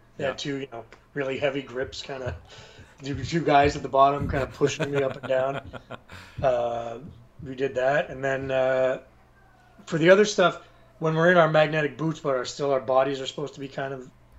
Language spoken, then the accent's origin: English; Canada; I'm a Canadian actor